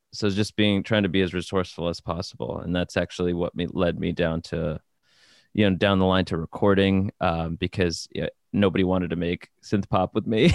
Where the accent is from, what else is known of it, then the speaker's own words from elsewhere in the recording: New Jersey, United States; moved away as an adult; now in Brooklyn, United States; born in New Jersey and raised in New Jersey, um, and now I live in Brooklyn